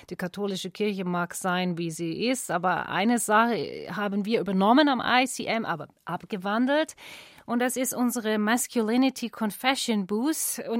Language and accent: German; Australia; Gut, ich bin aus Australien. See, ich bin aus Australien.